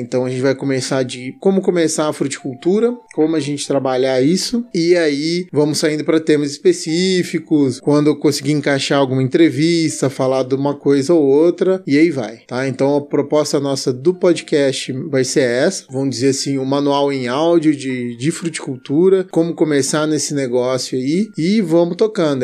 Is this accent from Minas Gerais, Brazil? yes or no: no; Jundiaí, São Paulo, Brazil; moved away as an adult; now in Lavras, Brazil; sou natural de Jundiaí, terra da uva